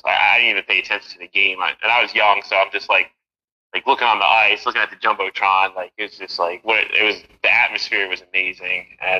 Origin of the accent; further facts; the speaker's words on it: New Jersey, United States; moved away as an adult; also born or lived in New York / Rockland County, New York; now in Pennsylvania, United States; Born in New York, grew up in New Jersey, New York sports fan.